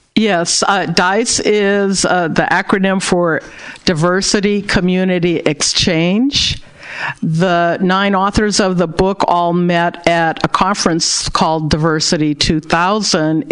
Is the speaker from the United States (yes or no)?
yes; Berkeley, California, United States; I was born and raised in Berkeley, California